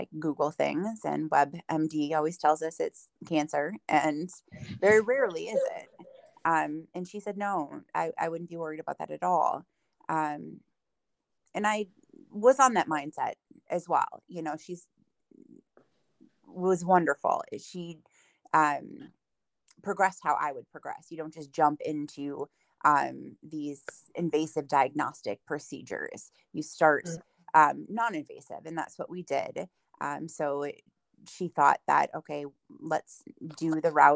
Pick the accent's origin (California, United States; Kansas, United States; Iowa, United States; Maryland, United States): Iowa, United States; Dubuque; moved away as an adult; now in Richland Center, United States; I was born and raised in Dubuque, Iowa.